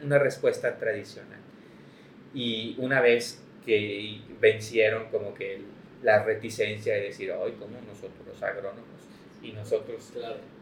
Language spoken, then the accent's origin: Spanish; Mexico; los mexicanos vivimos de maíz y somos maíz